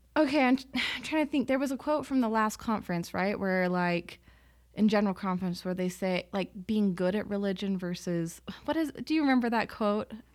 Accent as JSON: {"language": "English", "town": "Salt Lake City", "region": "Utah", "country": "United States", "tie": "born or raised there", "said": "I grew up in Salt Lake"}